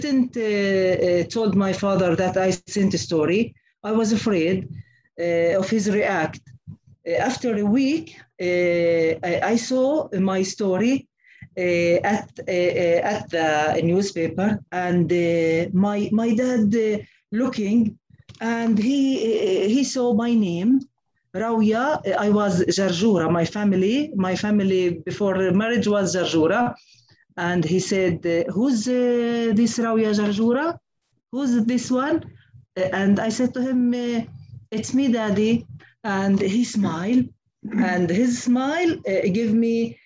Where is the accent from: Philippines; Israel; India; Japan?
Israel; Nazareth, Northern District; I was born in Nazareth and grew up in the Greek Orthodox quarter nearby Mary's Well and the Church of Annunciation.